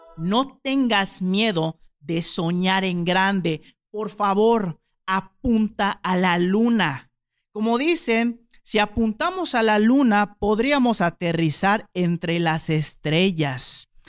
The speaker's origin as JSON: {"language": "Spanish", "region": "Yucatán", "country": "Mexico", "said": "nosotros los yucatecos a veces dormimos en hamaca"}